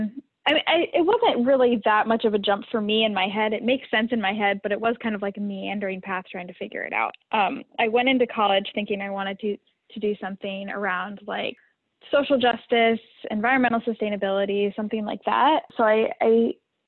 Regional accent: Idaho, United States; moved away as an adult; now in Bay Area, United States; growing up in Idaho

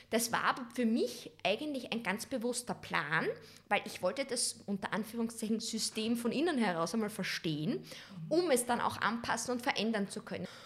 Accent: Western Styria, Austria; aus einem ganz kleinen Ort, der nennt sich Steins in der Weststeiermark. Das ist eine 2000 Seelengemeinde, also wirklich so, wo du sagst Dorfcharakter, wo jeder noch jeden kennt.

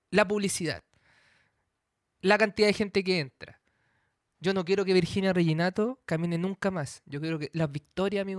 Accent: Valparaíso, Chile; Todos los que somos porteños

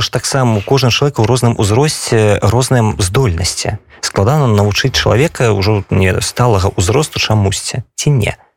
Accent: Belarus; now in Poland; я беларус

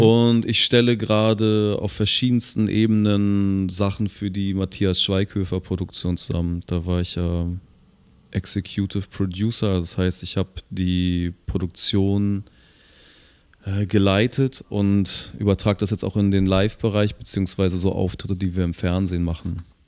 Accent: Hamburg, Germany; ich als Hamburger

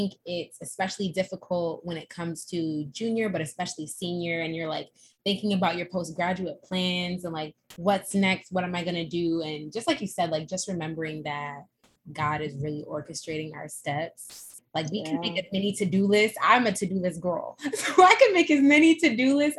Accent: Boston, Massachusetts, United States; I'm from Boston

